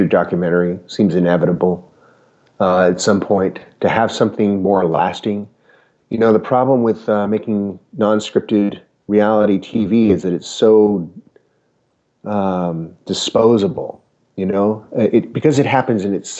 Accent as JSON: {"language": "English", "region": "Utah", "country": "United States", "tie": "born or raised there", "moved": "yes", "said": "As a kid growing up in Utah"}